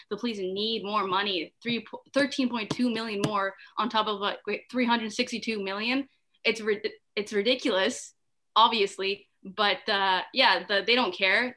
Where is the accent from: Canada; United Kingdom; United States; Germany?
Canada; Ottawa, Ontario; I'm from Ottawa. I go to the University of Ottawa